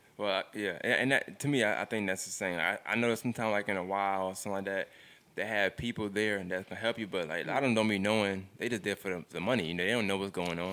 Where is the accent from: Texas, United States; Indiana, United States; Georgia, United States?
Georgia, United States; Augusta; I'm from Augusta